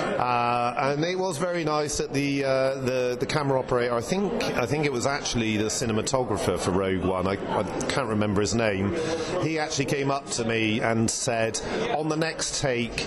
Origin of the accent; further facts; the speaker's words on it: Bristol, South West England, United Kingdom; moved away; I'm going off to Panto in Bristol, my hometown